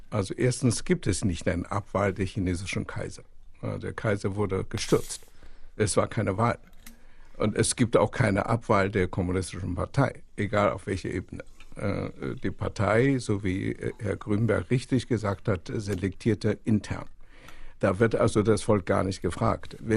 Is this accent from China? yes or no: yes; China; Ich erinnere mich noch, ich komme aus China